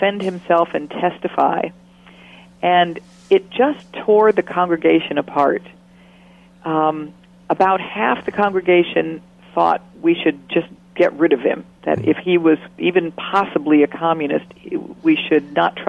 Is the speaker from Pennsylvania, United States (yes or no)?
no; Stockton, California, United States; I grew up in Stockton, California.